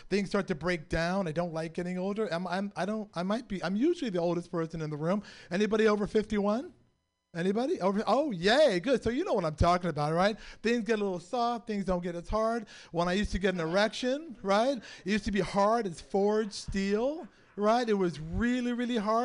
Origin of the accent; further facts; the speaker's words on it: San Francisco, California, United States; born and raised in San Francisco.